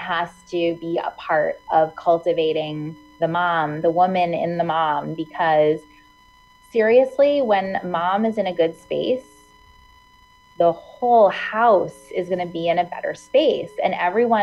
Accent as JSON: {"language": "English", "area": "Hudson Valley", "region": "New York", "country": "United States", "tie": "born or raised there", "lives_now": "New York City, United States", "said": "I grew up in the Hudson Valley, which is about an hour and a half north of New York City"}